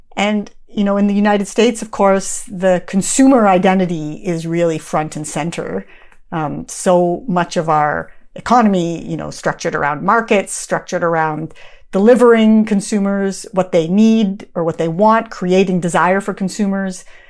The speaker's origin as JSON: {"language": "English", "country": "Canada", "moved": "yes", "said": "I'm from Canada originally"}